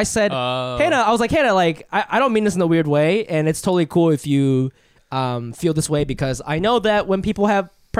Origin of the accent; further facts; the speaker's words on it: Ohio, United States; I grew up in Ohio, didn't have a lot of Asian friends for a very long time